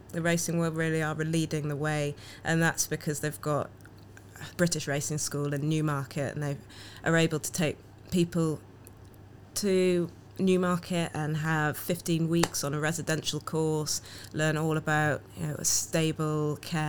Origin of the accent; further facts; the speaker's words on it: Jamaica; I'm Jamaican, walking around a town that's not diverse, and people ask, where are you from?